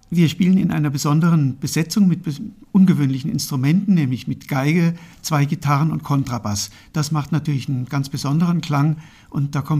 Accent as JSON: {"language": "German", "town": "Marburg", "region": "Hesse", "country": "Germany", "tie": "born or raised there", "also_born_or_lived": "Berlin / Munich", "lives_now": "Fulda, Germany", "said": "ja, ich bin in Marburg geboren und aufgewachsen und nach dem Abitur dann zunächst nach Berlin gegangen zum Studieren."}